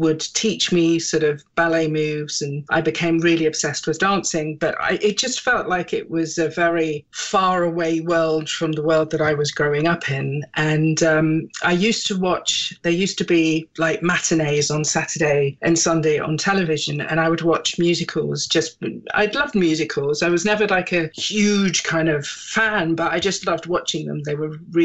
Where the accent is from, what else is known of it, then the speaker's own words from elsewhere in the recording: Germany; also born or lived in England / Britain; now in United Kingdom; even though I was born in England, I grew up in Germany. I was there from when I was about six or something. And I grew up in a very small kind of German village.